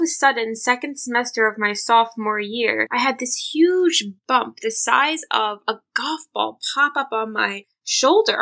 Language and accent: English; New York City, New York, United States; I was born and raised in New York City